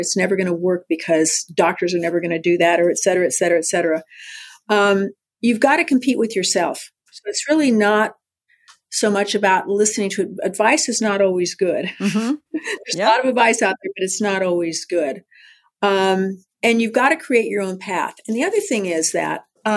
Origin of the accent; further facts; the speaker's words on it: San Diego, California, United States; I was born in San Diego at Mercy Hospital